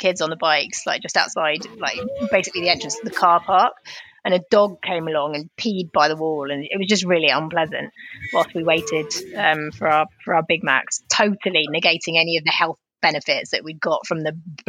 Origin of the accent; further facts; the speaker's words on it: Cookham, South East England, United Kingdom; I'm not from Marlowe or Maidenhead. I might add, I'm from Cookham.